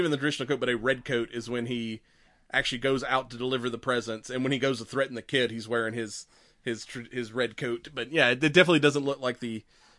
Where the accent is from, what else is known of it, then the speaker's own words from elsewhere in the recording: Georgia, United States; I mean, we're from the South. I'm used to, like, your regular Georgia mule deer, which aren't that big